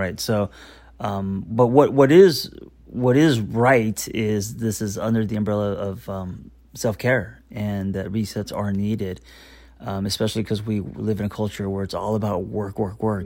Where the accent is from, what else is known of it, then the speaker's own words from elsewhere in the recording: United States; as an American